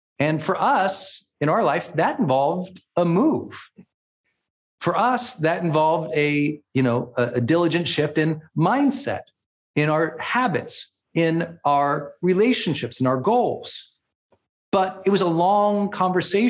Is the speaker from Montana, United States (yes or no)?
yes; Montana, United States; moved away as an adult; also born or lived in San Francisco / Portland, Oregon / Puerto Rico; now in Northern California, United States; I was a Montana kid